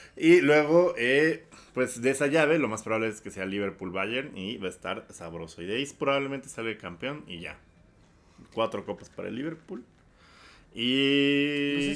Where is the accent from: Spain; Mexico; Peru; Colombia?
Mexico; como mexicano millennial